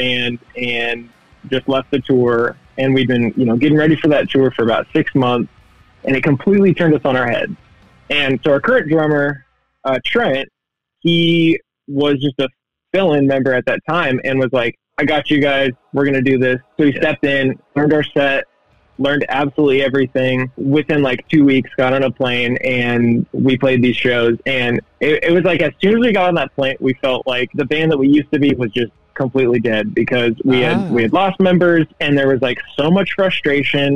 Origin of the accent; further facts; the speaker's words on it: Oregon, United States; also born or lived in Denton, Texas; I grew up here in Oregon, but I did live in Denton for a couple years.